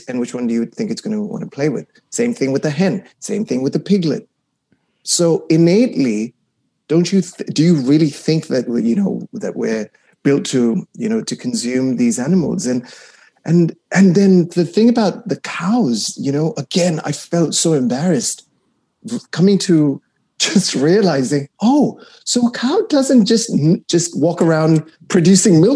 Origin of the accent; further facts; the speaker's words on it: Kuwait; I was raised in the Middle East in Kuwait